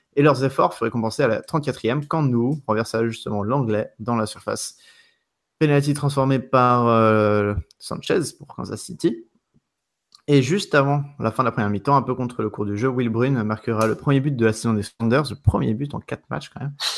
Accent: France; je suis français

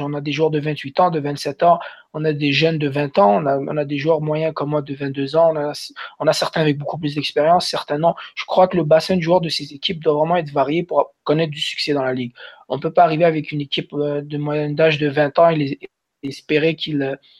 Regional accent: Montreal, Quebec, Canada; moved away as an adult; also born or lived in Algeria / Colorado; now in Utah, United States; Je viens de Montréal, qui est une métropole, une très très grande ville

